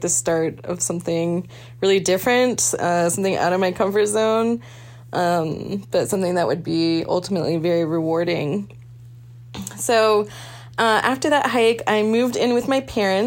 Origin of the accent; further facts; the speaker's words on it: East Coast, United States; moved away as an adult; also born or lived in Juneau, Alaska; I'm originally from the East Coast, 36 years old, and I moved to Juneau when I was 25 years old for a job